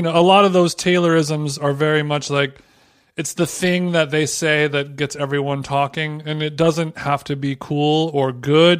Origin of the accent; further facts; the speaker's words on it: Huntington Beach, California, United States; H B Huntington Beach, my hometown in Orange County